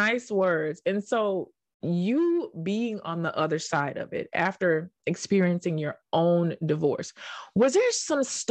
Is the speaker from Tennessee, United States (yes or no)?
yes; Tennessee, United States; accent: Southern twang; now in New York, United States; I'm from Tennessee